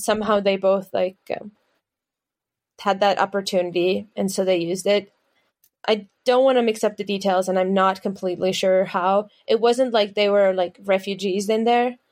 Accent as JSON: {"language": "English", "town": "Tallinn", "region": "Harju County", "country": "Estonia", "said": "we're all from Tallinn. We all started there together."}